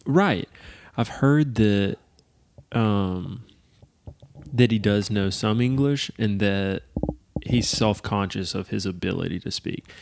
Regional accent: United States; my home country

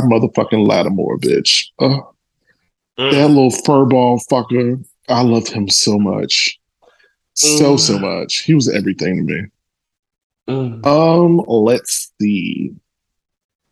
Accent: Chicago, Illinois, United States; I am a Chicagoan to the core

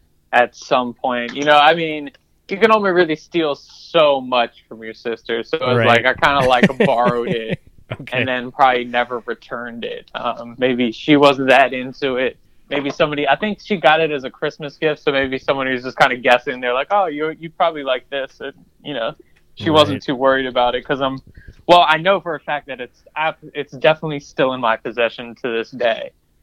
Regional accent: Columbia, Maryland, United States; Yes, that's correct. From Columbia, Maryland.

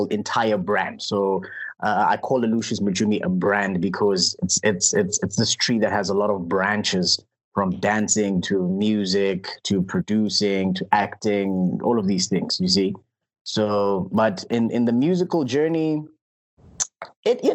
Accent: Klerksdorp, North West, South Africa; I'm from Clarksdorp

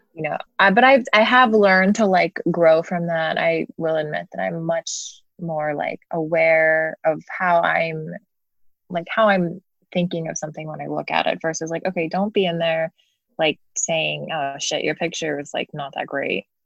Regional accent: King of Prussia, Pennsylvania, United States; now in Los Angeles, United States; I grew up in Philly suburb of King of Prussia

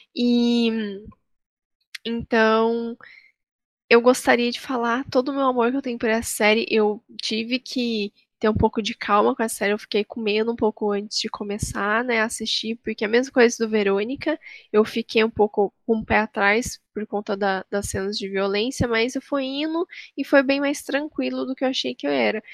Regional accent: Taubaté, São Paulo, Brazil; eu também sou de Taubaté, como a Marina

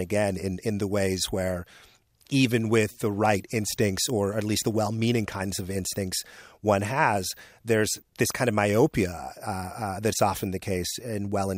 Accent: Nigeria; moved away; I'm originally from Nigeria.

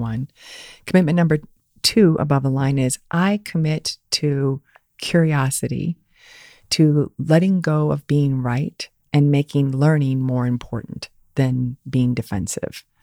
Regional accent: Fort Wayne, Indiana, United States; moved away as an adult; also born or lived in Ann Arbor, Michigan; I grew up in Fort Wayne, Indiana

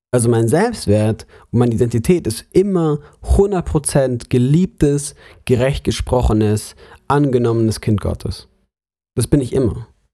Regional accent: Munich, Bavaria, Germany; moved away; also born or lived in Lörrach; ich komme aus München, aus der Großstadt

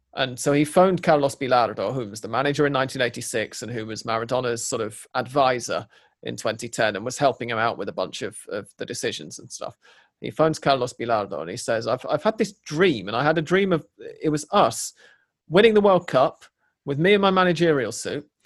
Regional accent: England, United Kingdom; now in Buenos Aires, Argentina; an English person

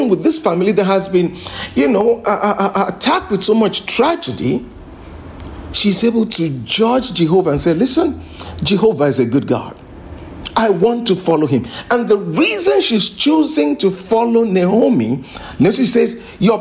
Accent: Lagos, Nigeria; being a Nigerian, and of course I grew up in Lagos here

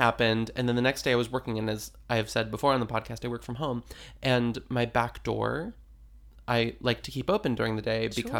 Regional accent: California, United States; Anyway, we're from California.

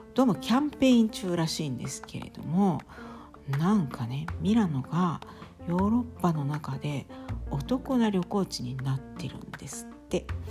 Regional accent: Kansai, Japan; now in Italy; 私はまあ関西出身ですけれども

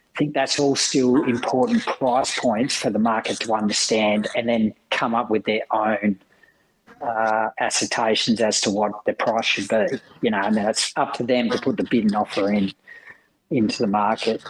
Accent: Lake King, Western Australia, Australia; also born or lived in Perth; I grew up in Lake King, RC Esperance port zone in WA

